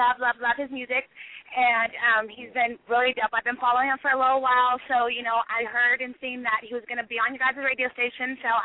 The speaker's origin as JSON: {"language": "English", "town": "Daly City", "region": "California", "country": "United States", "said": "Daly City."}